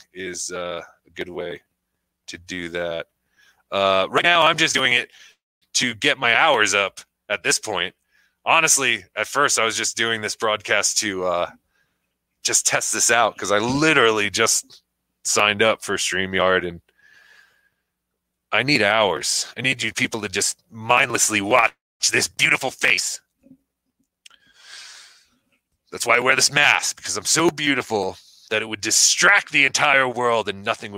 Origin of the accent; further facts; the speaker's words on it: New Jersey, United States; now in Colorado, United States; I currently reside in the mountains of Colorado, but I'm from New Jersey.